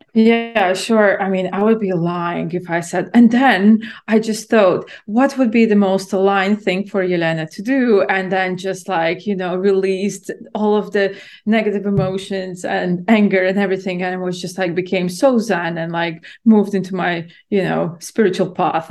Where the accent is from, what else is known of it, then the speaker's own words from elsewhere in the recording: Latvia; moved away as an adult; also born or lived in London, United Kingdom; I'm born and raised in Latvia and then I moved to the UK to study in university in London when I was yeah in my early 20s